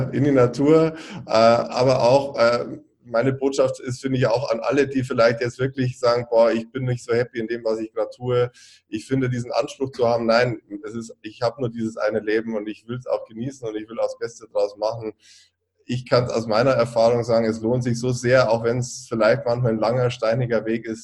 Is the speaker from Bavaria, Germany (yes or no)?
yes; Bavaria, Germany; ich komme aus Süddeutschland, aus Bayern